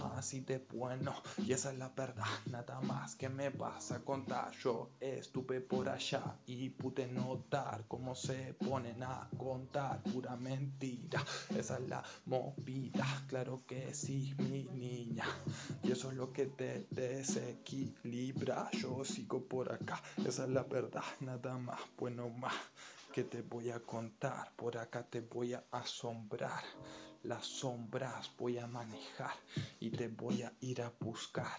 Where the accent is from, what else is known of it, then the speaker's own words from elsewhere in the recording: Argentina; No nací en Barracas, pero en un barrio al lado